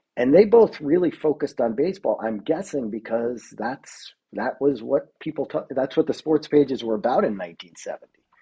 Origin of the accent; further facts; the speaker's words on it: New York, United States; moved away; I'm from New York originally